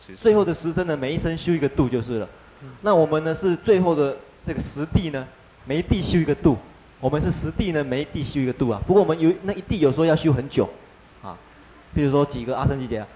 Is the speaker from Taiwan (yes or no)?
yes; Taiwan; 我们台湾人呢，就把生活通通当成佛